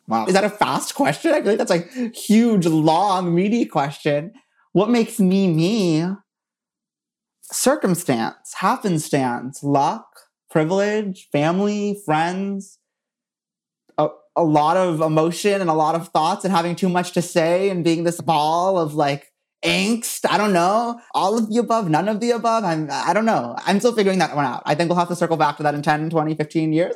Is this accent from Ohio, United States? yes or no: no; Princeton, New Jersey, United States; I'm from Princeton, New Jersey